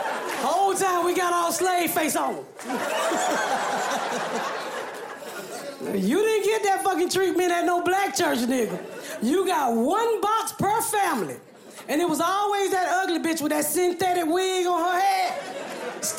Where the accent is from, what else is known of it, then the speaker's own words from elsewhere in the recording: Atlanta, Georgia, United States; I grew up here in Atlanta